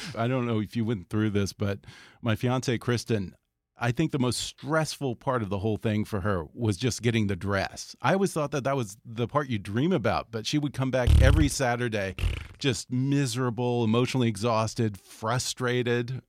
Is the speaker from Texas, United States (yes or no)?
yes; Houston, Texas, United States; now in Los Angeles, United States; I'm from Texas too